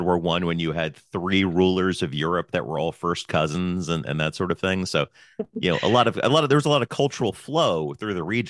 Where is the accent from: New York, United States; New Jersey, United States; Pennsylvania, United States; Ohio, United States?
Pennsylvania, United States; moved away; I was born in Pennsylvania.